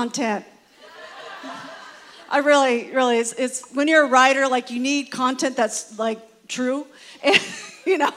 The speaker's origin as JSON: {"language": "English", "region": "California", "country": "United States", "said": "I am from, you know, sunny California."}